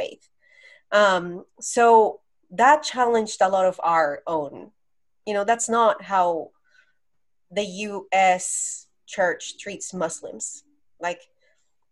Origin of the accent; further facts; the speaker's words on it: Colombia; moved away as an adult; also born or lived in Las Vegas; now in San Diego, United States; So I'm from Colombia. I was born and raised in Colombia, the country.